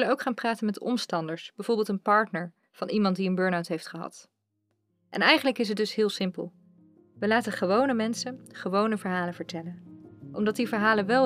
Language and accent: Dutch; Utrecht, Netherlands; ik kom uit Utrecht. En daar woon ik nu na heel wat omzwervingen door Nederland samen met mijn vriend.